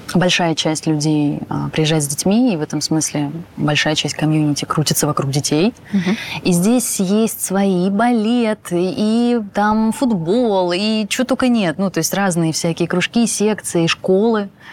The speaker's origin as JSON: {"language": "Russian", "region": "Moscow", "country": "Russia", "moved": "as an adult", "lives_now": "Bali, Indonesia", "said": "я москвичка"}